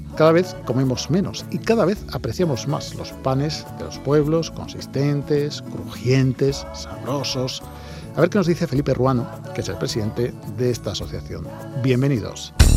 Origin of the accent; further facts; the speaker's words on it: Andalusia, Spain; Como andaluces